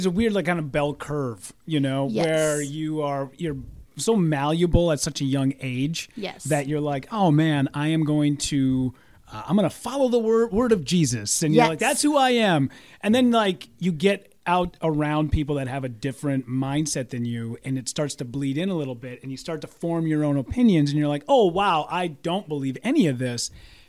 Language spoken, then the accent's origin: English; Hibbing, Minnesota, United States; In Hibbing. {S6} Okay. {S5} So small town, northern Minnesota, but you know everybody.